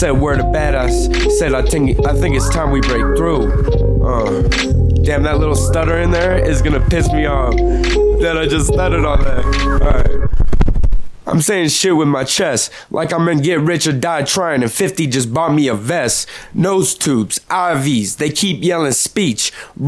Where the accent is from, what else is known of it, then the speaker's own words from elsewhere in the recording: Denver, Colorado, United States; I'm from Denver, Colorado. I've been here for 16 years.